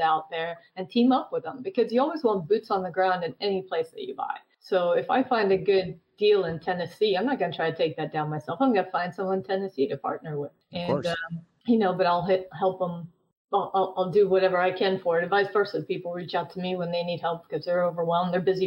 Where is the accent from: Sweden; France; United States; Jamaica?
Sweden; moved away; I'm originally from Sweden.